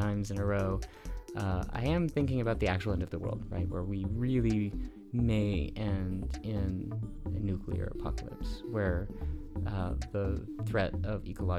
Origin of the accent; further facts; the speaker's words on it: Roy, Utah, United States; also born or lived in Provo, Utah; I moved from my birthplace in Provo, Utah, to my hometown of Roy, a small rural community in northern Utah